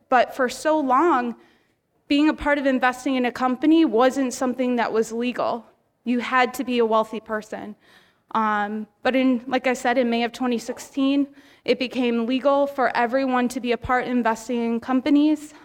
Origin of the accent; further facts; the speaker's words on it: Chicago, Illinois, United States; now in Philadelphia, United States; I'm originally from Chicago